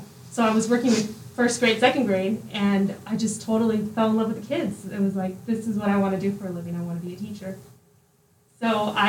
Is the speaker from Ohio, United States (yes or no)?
no; Hesperia, California, United States; English is a second language; I went to about 5 different elementary schools throughout Hesperia Unified.